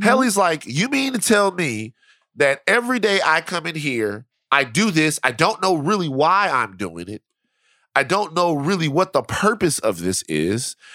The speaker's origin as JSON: {"language": "English", "town": "Baton Rouge", "region": "Louisiana", "country": "United States", "said": "I'm from South Baton Rouge"}